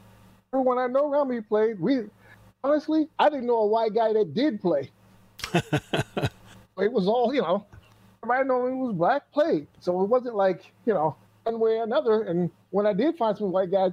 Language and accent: English; Michigan, United States; now in Quad Cities, United States; I grew up in Michigan. I'm in Iowa now.